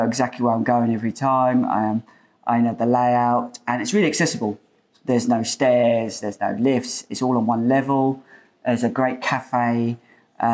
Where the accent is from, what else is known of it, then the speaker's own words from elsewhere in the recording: Portsmouth, South East England, United Kingdom; We're from Portsmouth